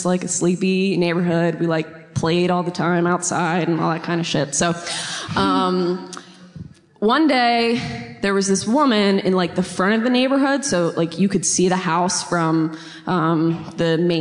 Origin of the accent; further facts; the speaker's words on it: Newark, Delaware, United States; now in Wilmington, United States; I'm from Delaware.